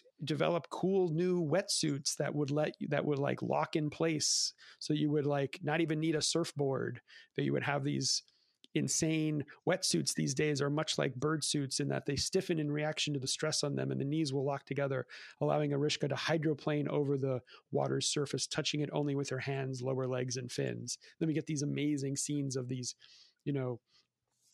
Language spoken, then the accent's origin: English; California, United States; I'm from California.